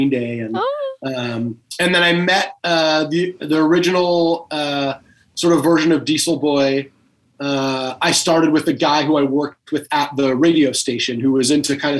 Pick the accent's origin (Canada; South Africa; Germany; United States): United States; Los Angeles, California; I grew up in Los Angeles